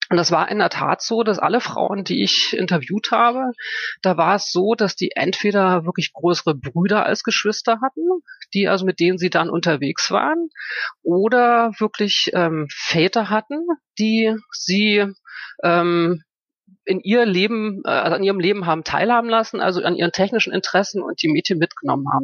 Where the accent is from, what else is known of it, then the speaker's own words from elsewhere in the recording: Germany; moved away as an adult; also born or lived in Frankfurt am Main; Ich bin in der DDR groß geworden